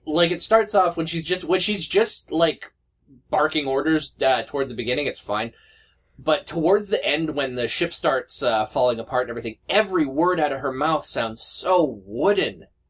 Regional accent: Canada; I'm Canadian

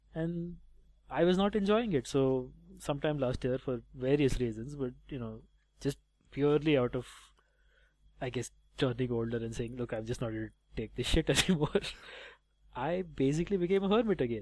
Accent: India; I enjoy being Indian

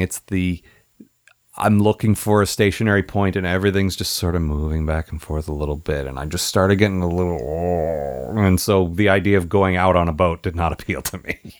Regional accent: United States; now in Seattle, United States; I grew up near Washington, D C

